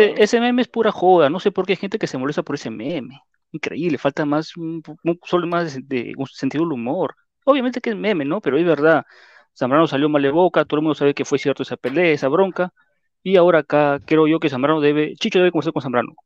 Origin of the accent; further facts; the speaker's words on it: Peru; así somos los peruanos